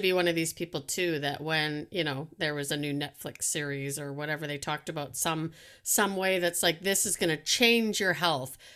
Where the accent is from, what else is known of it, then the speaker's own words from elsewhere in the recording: Canada; I'm Canadian